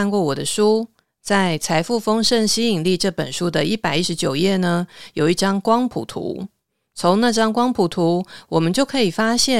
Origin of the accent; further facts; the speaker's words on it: Taiwan; 我用白话一点的说法，像我们台湾人呐，不是会说啊，这个人是前世有修行的。